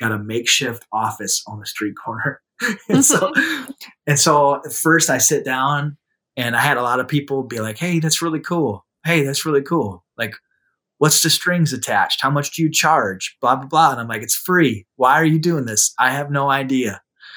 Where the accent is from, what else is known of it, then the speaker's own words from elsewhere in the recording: South Dakota, United States; in my hometown, where a bunch of like professionals who attend my church will walk by because it's downtown